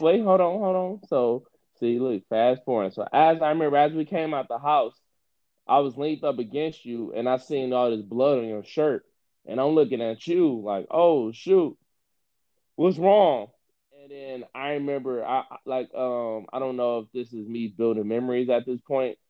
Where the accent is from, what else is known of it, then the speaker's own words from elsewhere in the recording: Detroit, Michigan, United States; growing up in Detroit